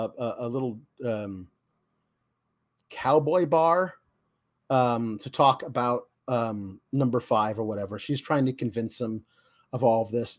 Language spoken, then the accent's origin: English; Oregon, United States; I grew up in Oregon